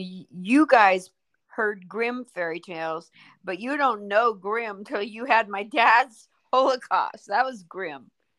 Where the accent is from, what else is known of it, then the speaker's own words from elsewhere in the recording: Oregon, United States; No. I'm from Oregon.